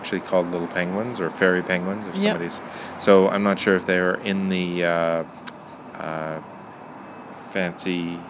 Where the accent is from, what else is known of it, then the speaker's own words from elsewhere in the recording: Pakenham, Ontario, Canada; So Pakenham is my hometown, but it's Pakenham, Ontario.